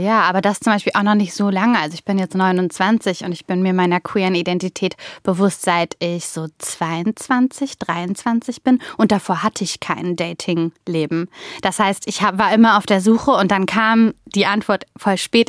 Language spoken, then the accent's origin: German; Mönchengladbach, North Rhine-Westphalia, Germany; ich habe mich eher wie der kleine Fisch in Mönchengladbach gefühlt